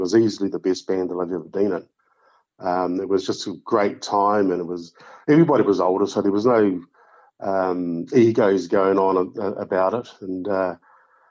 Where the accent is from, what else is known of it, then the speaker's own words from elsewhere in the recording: Titahi Bay, Wellington, New Zealand; moved away as an adult; now in Dunedin, New Zealand; growing up in Titahi Bay